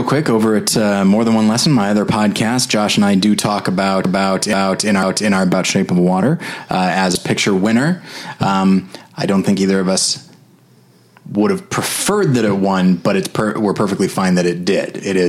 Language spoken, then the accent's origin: English; California, United States; moved away; also born or lived in Colorado / Missouri; I'm from California. Then I lived in Colorado and then 3 years in Missouri.